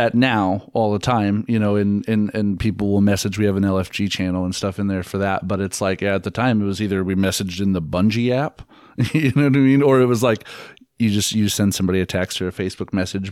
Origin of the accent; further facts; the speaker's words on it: Treynor, Iowa, United States; moved away as an adult; also born or lived in Kansas City; I'm from a little town outside of Omaha called Traynor, but it's just easy, on, on the Iowa side